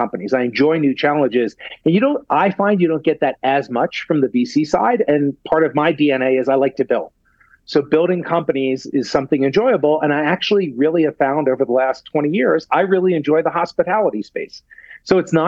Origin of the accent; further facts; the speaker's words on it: United States; I'm from the United States